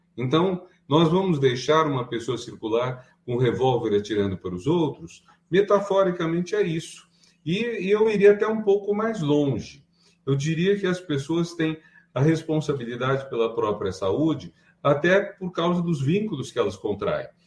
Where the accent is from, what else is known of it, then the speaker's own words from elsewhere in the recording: Brazil; nós somos brasileiros